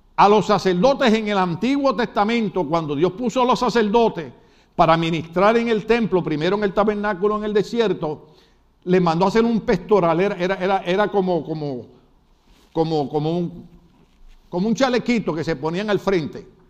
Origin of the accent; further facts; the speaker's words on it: Puerto Rico; soy puertorriqueño